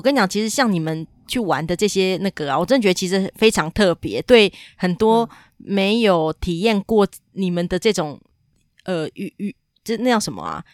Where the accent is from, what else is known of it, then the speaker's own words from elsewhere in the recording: Taiwan; 我台湾人一辈子可以改三次名字